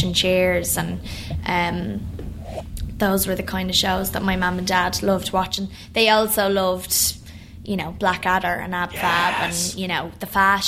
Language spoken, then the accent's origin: English; New York, United States; born there; I mean, I was born in New York.